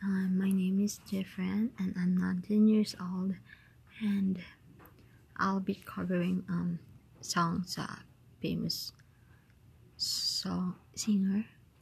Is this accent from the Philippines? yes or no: yes; Philippines; I came from Philippines, yeah. I'm a Filipino, a Filipina rather, because I'm a woman, that's it. And I'm in my 12th grade, upcoming college